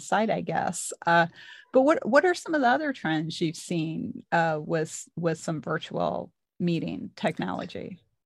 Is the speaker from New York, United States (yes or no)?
no; Missouri, United States; I'm from Missouri.